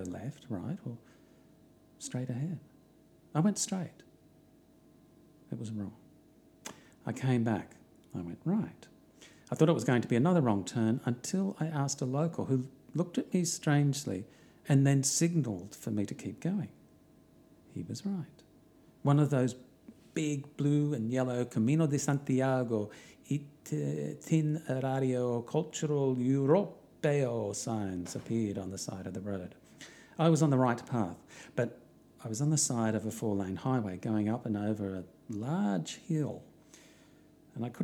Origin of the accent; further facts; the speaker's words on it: Australia; I'm from Australia